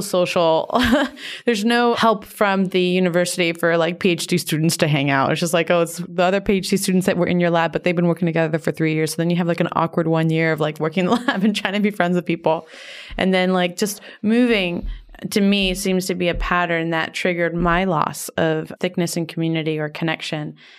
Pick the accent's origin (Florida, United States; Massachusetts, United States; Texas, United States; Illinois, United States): Florida, United States; Miami; moved away as an adult; also born or lived in New York; I moved from Miami to New York when I was eighteen for college